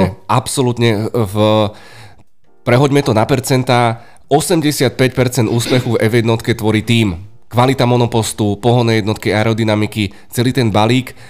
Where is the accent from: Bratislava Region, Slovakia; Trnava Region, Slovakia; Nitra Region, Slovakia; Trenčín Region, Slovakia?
Bratislava Region, Slovakia; Bratislava; Z Petržalky.